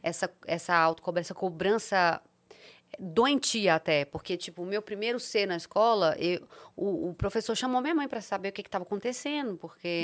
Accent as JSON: {"language": "Portuguese", "area": "Serra do Cipó", "region": "Minas Gerais", "country": "Brazil", "tie": "born or raised there", "also_born_or_lived": "Sete Lagoas, Minas Gerais", "said": "eu nasci em Sete Lagoas, Minas Gerais, mas cresci às margens do Serra do Cipó"}